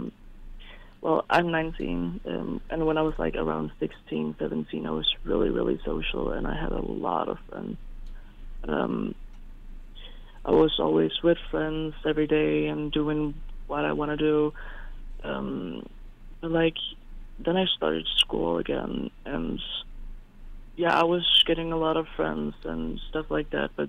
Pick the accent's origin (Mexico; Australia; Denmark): Denmark; I'm from Denmark